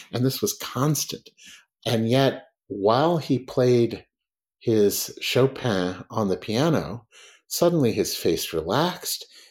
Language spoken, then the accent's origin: English; United States; when I was at Oxford, as an American